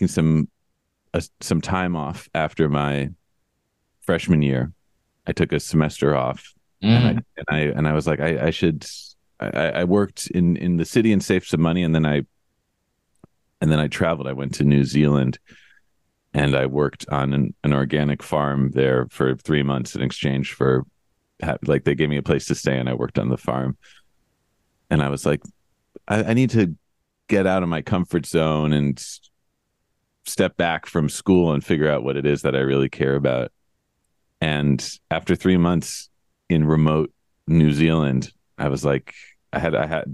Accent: New York City, New York, United States; I grew up in New York City, so I was pretty spoiled in that respect

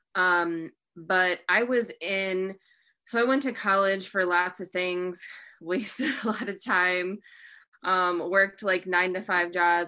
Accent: Michigan, United States; I'm from Michigan.

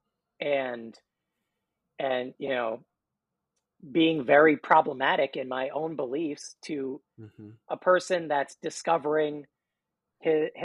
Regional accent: New York City, New York, United States; we're all actually from New York City

